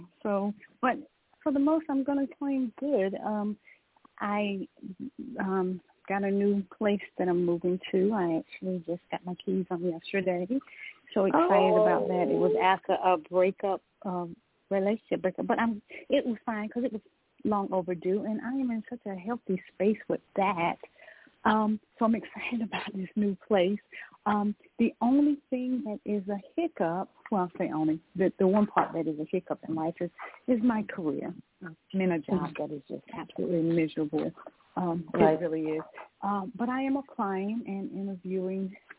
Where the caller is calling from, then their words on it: Georgia, United States; I'm calling from Georgia.